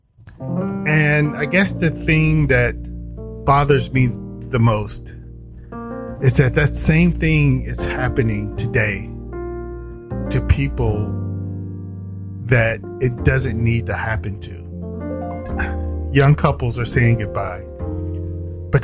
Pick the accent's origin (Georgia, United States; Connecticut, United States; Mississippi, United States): Mississippi, United States; Indianola; I worked in my hometown of Indianola, Mississippi